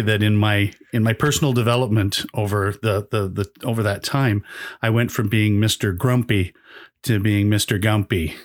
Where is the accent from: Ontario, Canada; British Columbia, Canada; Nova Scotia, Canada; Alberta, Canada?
Alberta, Canada; Calgary; also born or lived in Toronto, Canada; now in Brampton, Canada; I grew up in a, uh, ca, a place called Calgary